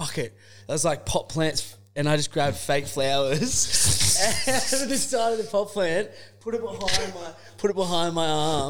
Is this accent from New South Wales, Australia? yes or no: yes; Sydney, New South Wales, Australia; I'm a chippy from Northern Beaches